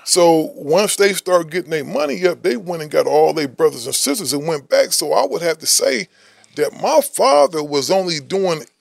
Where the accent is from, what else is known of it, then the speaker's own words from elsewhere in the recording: Midwest, United States; I'm from the Midwest